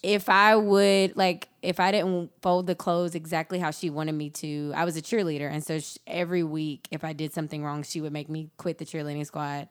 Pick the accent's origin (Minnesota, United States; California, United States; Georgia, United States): Georgia, United States; rural South; I grew up in rural South Georgia on a dirt road